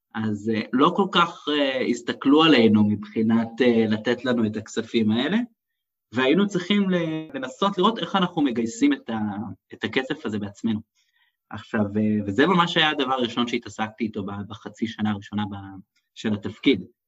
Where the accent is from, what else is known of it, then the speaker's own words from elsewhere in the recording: Israel; אני שאני באתי מישראל